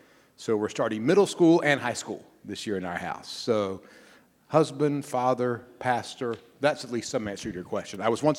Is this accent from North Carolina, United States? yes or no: yes; Winston-Salem, North Carolina, United States; I mean, that was my calling that I, not unlike Beth, discovered in my church growing up in Winston-Salem, North Carolina.